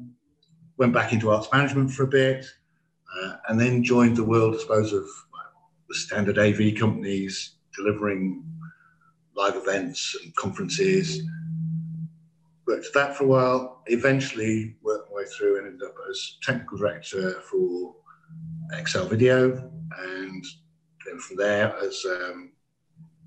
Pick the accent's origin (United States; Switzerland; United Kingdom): United Kingdom; England; we didn't speak anything but English being English